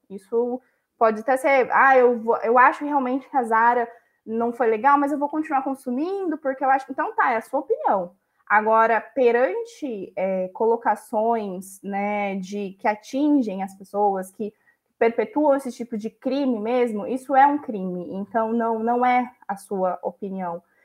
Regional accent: Brazil; Também somos brasileiros que, que valem a pena aqui nesse país

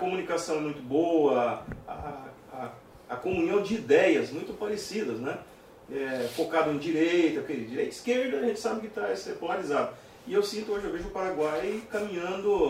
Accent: Brazil; Eu sou brasileiro

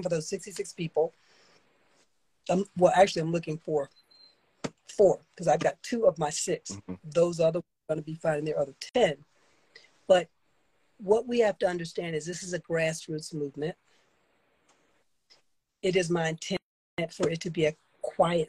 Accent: the South, United States; I grew up in the South.

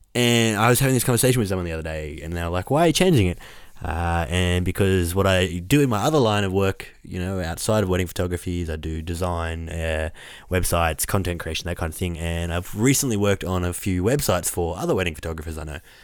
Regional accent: Orange, New South Wales, Australia; I'm walking around my hometown

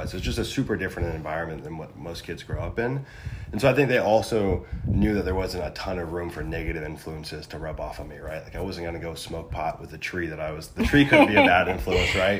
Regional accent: Big Sur, California, United States; also born or lived in San Luis Obispo; I grew up in Big Sur, California, so a small town on the Central Coast, super rural setting

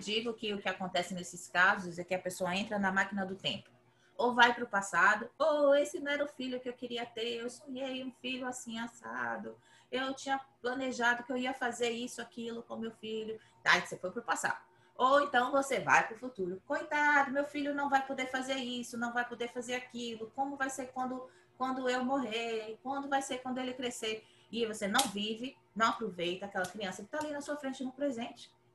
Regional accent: Brazil; moved away as an adult; now in United States; eu cresci no Brasil

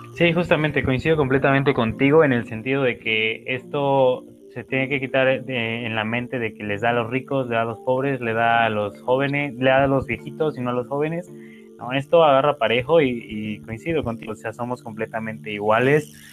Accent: Mexico; nosotros como mexicanos

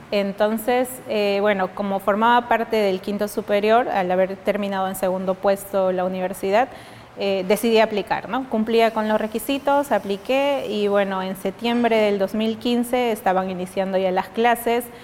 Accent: Oxapampa, Pasco, Peru; moved away as an adult; also born or lived in Miskolc, Hungary; Oxapampa, que es mm. mi ciudad natal

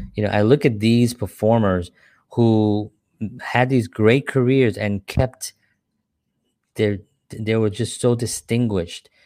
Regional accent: New York City, New York, United States; also born or lived in Upper West Side, New York City; I grew up in the South Bronx, a lot of violence

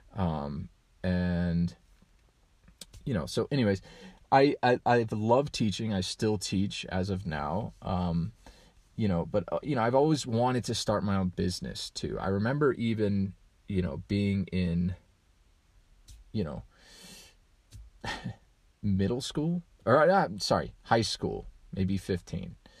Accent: Colorado, United States; I grew up in Colorado

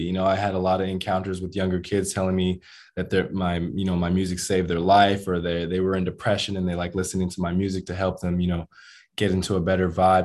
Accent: United States; moved away as an adult; now in Brazil; I'm from America, so I'm different

